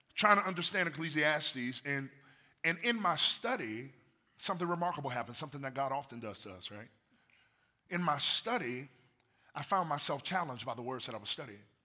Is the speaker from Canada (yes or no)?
no; United States